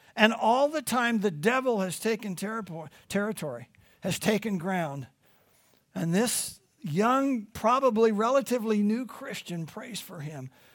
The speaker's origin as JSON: {"language": "English", "region": "Midwest", "country": "United States", "moved": "yes", "said": "I'm from the Midwest"}